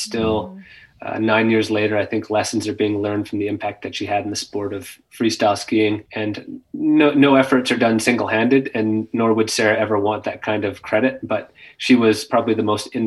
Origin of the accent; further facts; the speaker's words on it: Kimberley, British Columbia, Canada; growing up in Kimberley